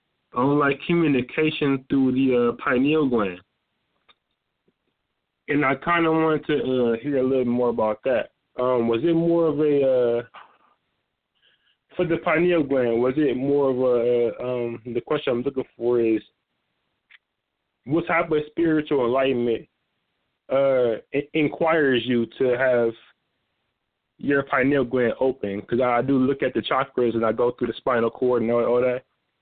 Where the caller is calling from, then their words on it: Akron, Ohio, United States; I'm from the Akron, Ohio.